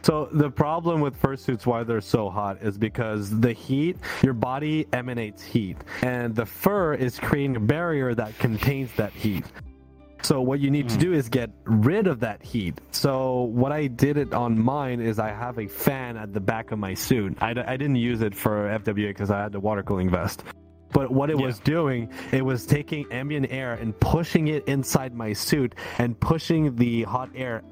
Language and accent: English; Canada; I'm the Canadian here